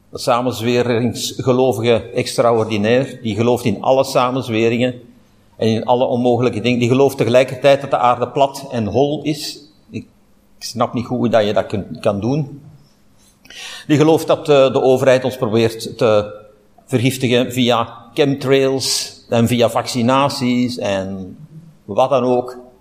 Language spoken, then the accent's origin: Dutch; Flanders, Belgium; hier bij ons in Vlaanderen